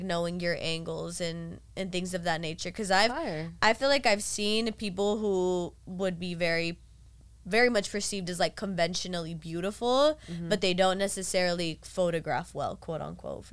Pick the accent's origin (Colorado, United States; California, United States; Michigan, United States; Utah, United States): California, United States; Carson; I'm from Carson